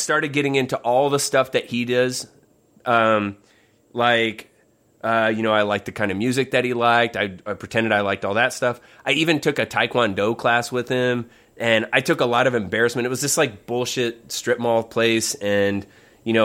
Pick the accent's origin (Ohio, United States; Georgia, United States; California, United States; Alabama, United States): Ohio, United States; we're from Ohio